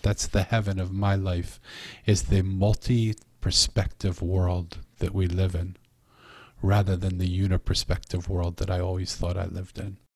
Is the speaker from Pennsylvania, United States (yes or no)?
yes; Philadelphia, Pennsylvania, United States; I'm from Philadelphia